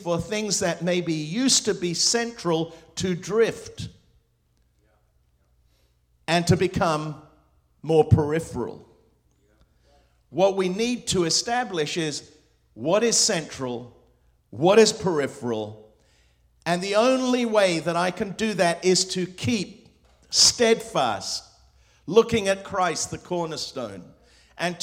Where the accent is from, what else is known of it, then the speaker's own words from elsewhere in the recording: England, United Kingdom; first language Spanish; English is a second language; also born or lived in Hong Kong / Morocco / Spain / Lebanon; I grew up in England. I was born in Hong Kong with an English father and a Spanish mother